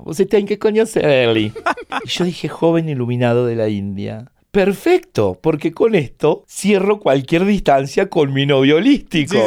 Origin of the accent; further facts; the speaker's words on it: Chile, Argentine Patagonia, Argentina; moved away as an adult; now in Buenos Aires, Argentina; había dejado atrás mi pueblo en Chile, mi pueblo en la Patagonia Argentina, la ciudad universitaria donde había hecho mi carrera y estaba ya instalado en Buenos Aires